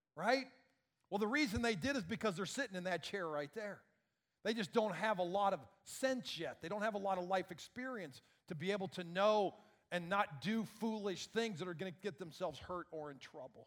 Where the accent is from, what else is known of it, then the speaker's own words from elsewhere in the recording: Iowa, United States; I grew up in Iowa